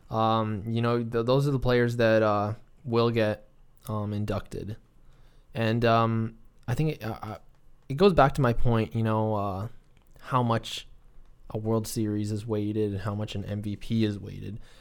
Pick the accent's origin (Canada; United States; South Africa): Canada; we're Canadian